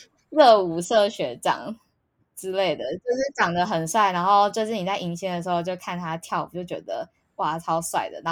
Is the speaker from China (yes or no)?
no; Hsinchu, Taiwan; 没有没有没有，我是新竹人，还是吃美而美。